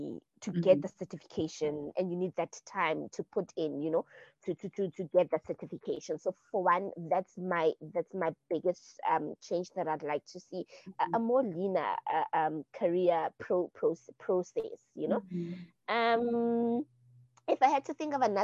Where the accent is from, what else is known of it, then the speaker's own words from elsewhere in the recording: South Africa; me being South African